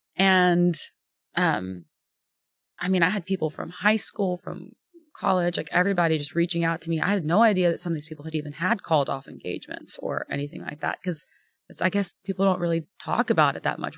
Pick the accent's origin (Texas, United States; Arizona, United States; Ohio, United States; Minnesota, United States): Texas, United States; Houston; moved away as an adult; now in Nashville, United States; I'm born and raised in Texas